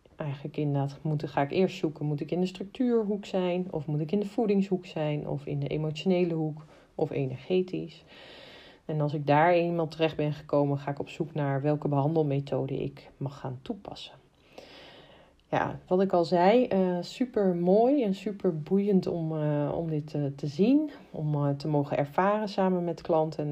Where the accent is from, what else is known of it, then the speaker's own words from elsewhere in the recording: Amersfoort, Utrecht, Netherlands; ik kom uit Amersfoort